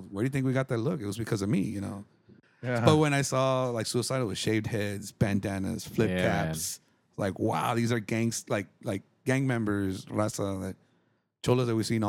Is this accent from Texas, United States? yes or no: yes; Laredo, Texas, United States; we're from Laredo, we're kids